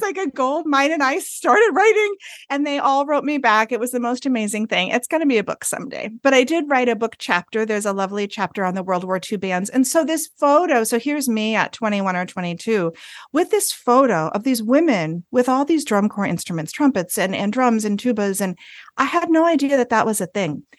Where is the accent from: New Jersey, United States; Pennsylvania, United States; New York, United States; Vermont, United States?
Vermont, United States; northern; now in North Carolina, United States; I am from a small Vermont town. So Vermont is in the north of the United States. My hometown has about two hundred and eighty people in it